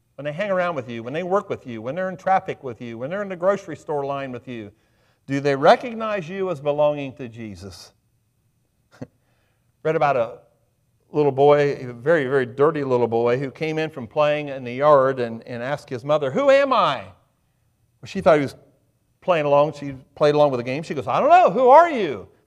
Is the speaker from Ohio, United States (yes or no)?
yes; Highland County, Ohio, United States; now in Adams County, United States; I grew up in Highland County. I live in Adams County.